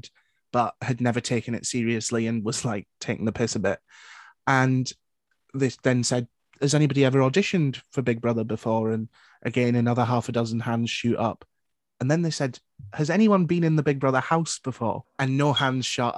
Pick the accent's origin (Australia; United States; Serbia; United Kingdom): United Kingdom; Newcastle upon Tyne, North East England; also born or lived in Sunderland; I grew up in Newcastle. I went to school in Sunderland.